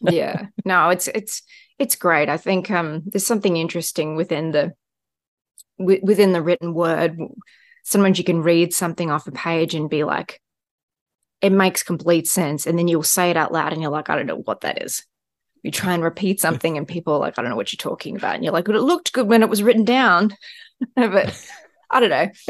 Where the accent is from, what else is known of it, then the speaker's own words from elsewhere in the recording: Australia; moved away; maybe it's being Australian as well